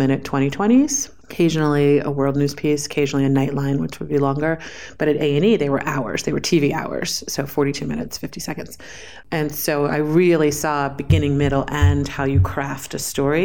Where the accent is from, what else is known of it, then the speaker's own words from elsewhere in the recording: New York City, New York, United States; I was born and raised in New York City.